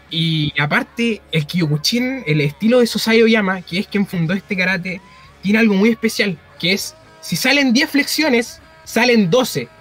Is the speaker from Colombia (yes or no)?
no; Penco, Biobío, Chile; soy de Penco.